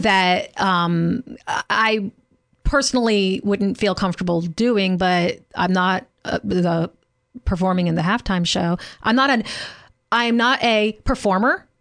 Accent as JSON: {"language": "English", "region": "Louisiana", "country": "United States", "tie": "born or raised there", "said": "growing up in Louisiana"}